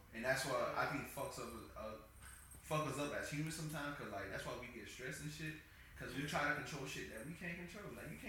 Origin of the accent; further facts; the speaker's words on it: Miami, Florida, United States; But growing up, I'm from Dade, bro.